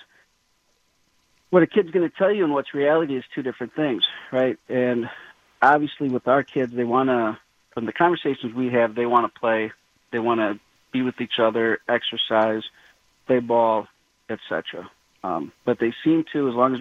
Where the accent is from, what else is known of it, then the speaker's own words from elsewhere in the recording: Menomonee Falls, Wisconsin, United States; when I grew up in Menomonee Falls